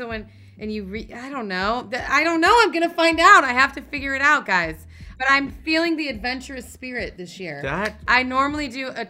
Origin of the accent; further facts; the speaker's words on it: East Coast, United States; now in Los Angeles, United States; I grew up on the East Coast.